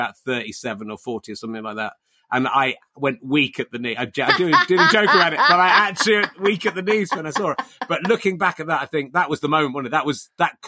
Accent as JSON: {"language": "English", "town": "Cheddar", "region": "South West England", "country": "United Kingdom", "tie": "born or raised there", "moved": "yes", "lives_now": "Hertfordshire, United Kingdom", "said": "I grew up in Cheddar. I moved to Cheddar when I was eight"}